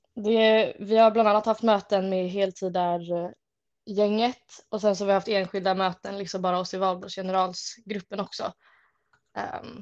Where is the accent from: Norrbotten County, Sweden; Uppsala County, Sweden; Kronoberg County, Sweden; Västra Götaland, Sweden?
Uppsala County, Sweden; Uppsala; jag är uppvuxen här i Uppsala